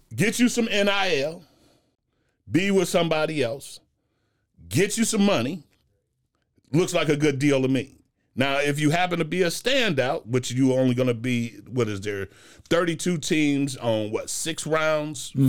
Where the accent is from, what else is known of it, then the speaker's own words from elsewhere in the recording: Cincinnati, Ohio, United States; I grew up in Ohio